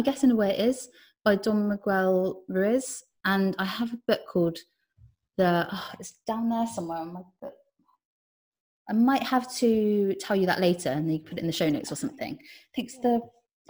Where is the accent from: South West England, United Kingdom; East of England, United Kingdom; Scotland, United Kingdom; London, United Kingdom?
South West England, United Kingdom; Cornwall; I ended up working in the same crystal shop I grew up near in Cornwall.